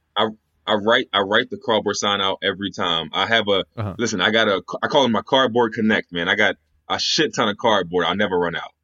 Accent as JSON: {"language": "English", "region": "Pennsylvania", "country": "United States", "said": "I'm from Pennsylvania"}